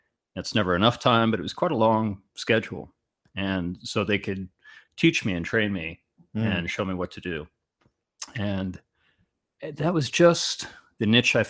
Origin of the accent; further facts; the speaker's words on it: Garden Grove, California, United States; also born or lived in Big Bear, California / Walnut Creek, California; I'm a native Californian. I grew up in Garden Grove.